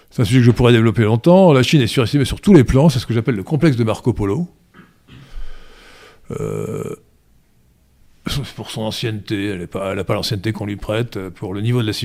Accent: France; Alors, en, Occident, chez nous en France, on a multiplié par 10 ou 20 les vrais chiffres du Covid

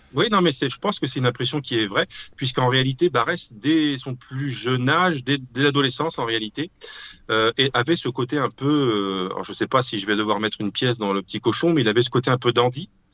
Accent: France; je suis français

